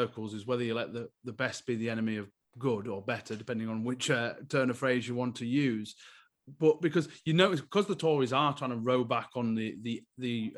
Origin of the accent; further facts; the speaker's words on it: United Kingdom; accent: northern; my northern accent